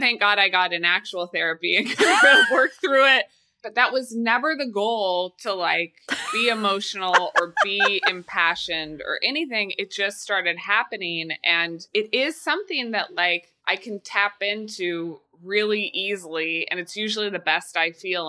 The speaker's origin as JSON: {"language": "English", "region": "Midwest", "country": "United States", "tie": "born or raised there", "said": "You know, growing up in the Midwest, perpetual people pleaser, like yep. my whole life."}